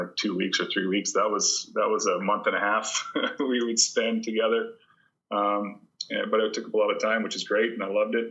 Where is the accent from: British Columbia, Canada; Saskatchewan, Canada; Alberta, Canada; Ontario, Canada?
Alberta, Canada; Athabasca; growing up in a small town, I am from Athabasca